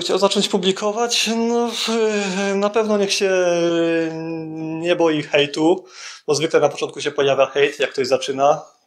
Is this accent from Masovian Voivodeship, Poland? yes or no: no; Bielsko-Biała, Silesian Voivodeship, Poland; now in Tarnów, Poland; pochodzę z Bielska Białej, ogólnie mieszkam w Tarnowie